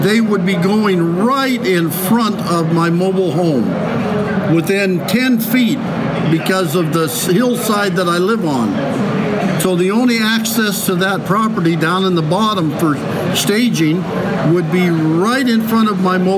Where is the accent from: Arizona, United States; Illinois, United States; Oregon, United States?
Oregon, United States; I moved back up here to Oregon because I'm from Oregon